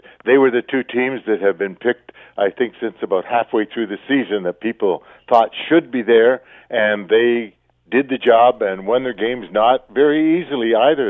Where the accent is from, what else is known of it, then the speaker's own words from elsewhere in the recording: Canada; being a Canadian, especially back in those days, a Canadian football player